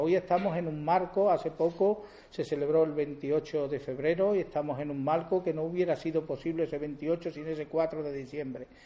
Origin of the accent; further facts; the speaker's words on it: La Roda de Andalucía, Andalusia, Spain; es un honor para mi pueblo, que es un honor para la Roda de Andalucía